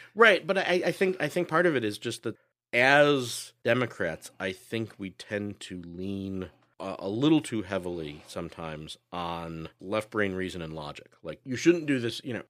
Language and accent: English; Chicago, Illinois, United States; also born or lived in Los Angeles; as a Chicagoan